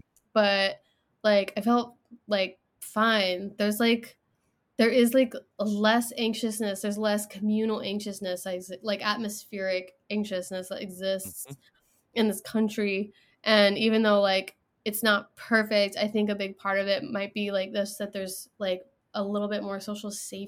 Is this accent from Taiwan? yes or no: no; England, United Kingdom; born there; So I was born in England, so I have citizenship already.